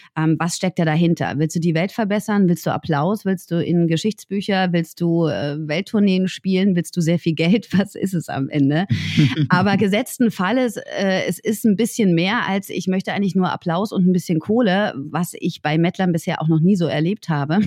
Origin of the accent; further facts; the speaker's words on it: Berlin, Germany; Ich komme aus Berlin.